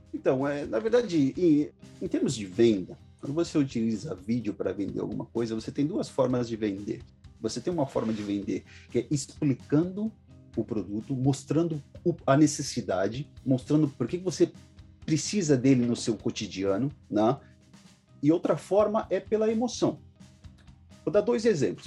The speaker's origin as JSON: {"language": "Portuguese", "region": "São Paulo", "country": "Brazil", "moved": "as an adult", "lives_now": "Osaka, Japan", "said": "eu sou paulista, Zona Norte de São Paulo"}